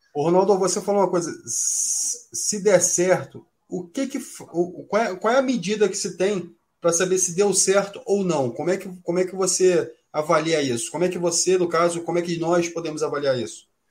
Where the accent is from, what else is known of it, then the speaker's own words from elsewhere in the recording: Rio de Janeiro, Brazil; nós que somos aqui do Rio de Janeiro